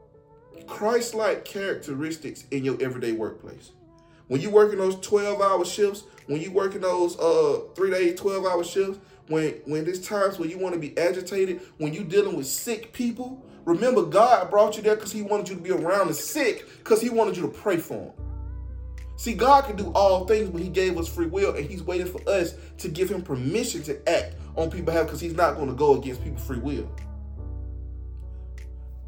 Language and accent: English; Atlanta, Georgia, United States; I'm from Atlanta